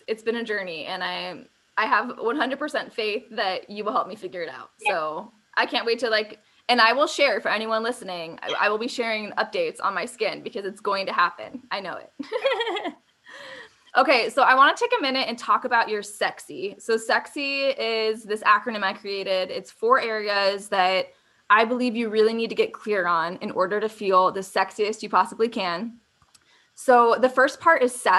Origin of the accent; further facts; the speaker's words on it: Arizona, United States; growing up in Arizona and a sunny place like this